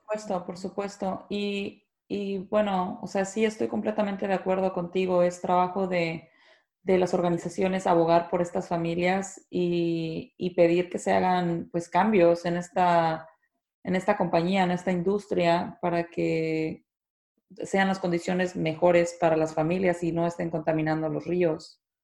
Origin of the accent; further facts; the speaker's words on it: Mexico; las personas que somos de México